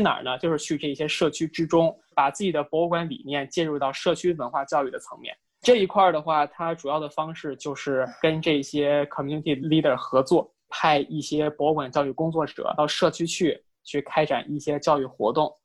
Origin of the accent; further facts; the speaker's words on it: China; 我们中国人